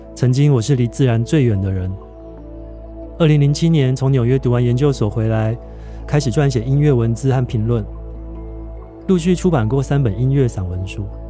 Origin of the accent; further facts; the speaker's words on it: Taiwan; 这座孕育我的海岛